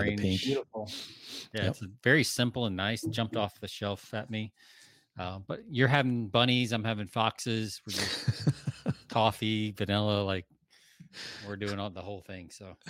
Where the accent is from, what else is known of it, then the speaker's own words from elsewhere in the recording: the South, United States; now in Texas, United States; Jonathan and I grew up in the South.